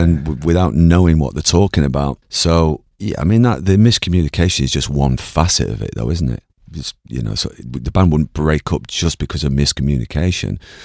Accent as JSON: {"language": "English", "country": "Ireland", "said": "I'm Irish."}